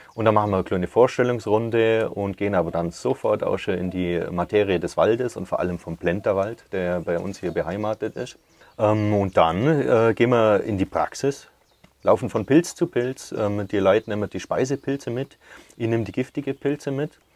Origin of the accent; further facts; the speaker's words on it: Oberreute, Bavaria, Germany; Gmund Oberreite ist meine Heimat und da bin ich daheim